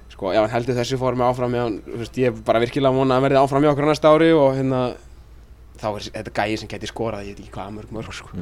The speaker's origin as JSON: {"language": "Icelandic", "country": "Iceland", "also_born_or_lived": "Örebro, Sweden / Sandnes, Norway", "moved": "as an adult", "said": "kom aftur heim til Íslands"}